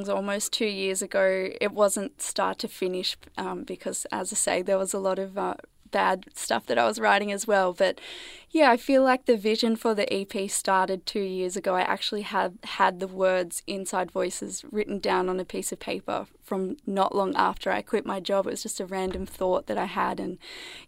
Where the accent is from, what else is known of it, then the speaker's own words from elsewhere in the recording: New South Wales, Australia; now in Melbourne, Australia; I grew up in a small country town in New South Wales